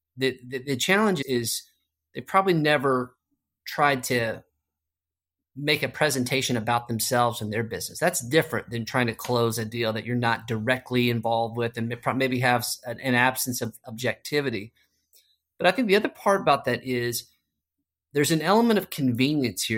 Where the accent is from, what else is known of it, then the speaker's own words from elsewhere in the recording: Arlington, Texas, United States; I grew up in Arlington, Texas, just right there, Dallas-Fort Worth